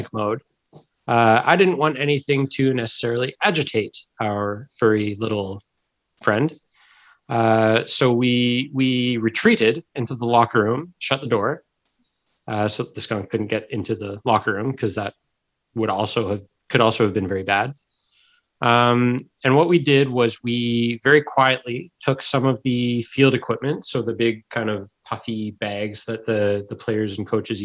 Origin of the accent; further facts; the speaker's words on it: Sackville, New Brunswick, Canada; I grew up in Sackville, New Brunswick